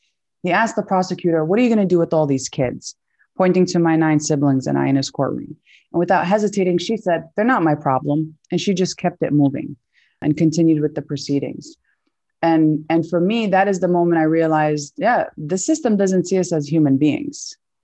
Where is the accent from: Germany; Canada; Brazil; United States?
United States; Brooklyn, New York; I am the daughter of Palestinian immigrants. We're all born and raised in Sunset Park, Brooklyn.